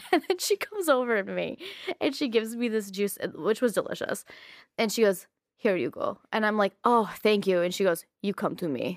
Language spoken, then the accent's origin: English; United States; As an American